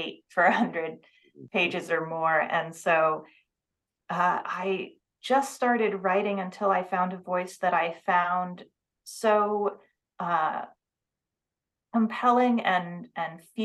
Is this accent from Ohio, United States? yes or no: no; Seattle, Washington, United States; I grew up in the Seattle area